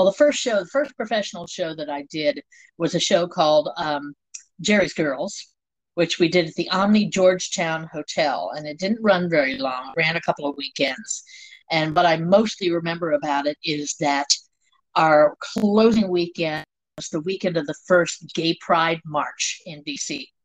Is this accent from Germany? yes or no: yes; Germany; born there; Okay, I was born in Germany. I'm the child of an army family.